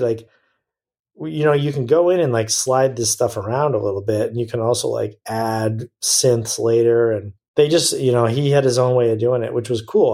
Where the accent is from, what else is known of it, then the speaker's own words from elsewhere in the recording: United States; as an American